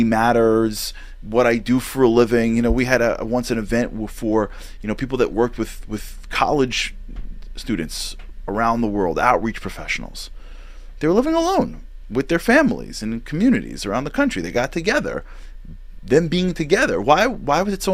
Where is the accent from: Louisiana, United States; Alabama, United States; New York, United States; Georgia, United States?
New York, United States; I'm from New York